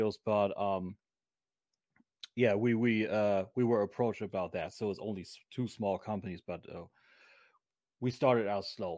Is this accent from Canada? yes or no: no; Germany; accent: German; English is a second language; my snotty German accent